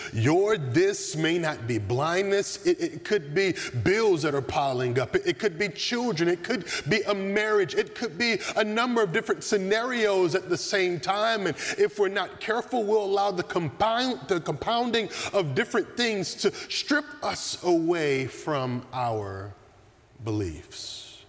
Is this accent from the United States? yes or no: yes; the South, United States; Growing up in the South